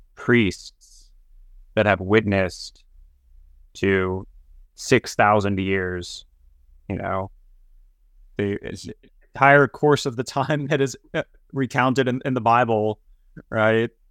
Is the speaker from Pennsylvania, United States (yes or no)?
no; Topeka, Kansas, United States; I grew up in Topeka, Kansas